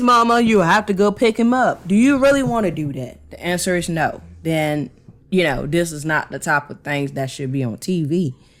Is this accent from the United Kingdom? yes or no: no; Cameroon; moved away; my home country, yeah, Cameroon